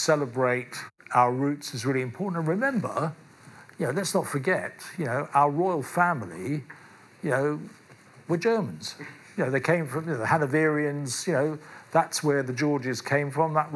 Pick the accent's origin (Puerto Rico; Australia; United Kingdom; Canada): United Kingdom; London; I was born in London, I live in London